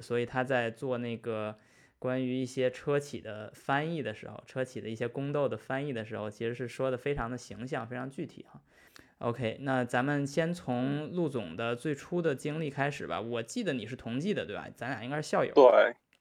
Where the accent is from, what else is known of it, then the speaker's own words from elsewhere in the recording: China; also born or lived in Suzhou / United States; 我是中国人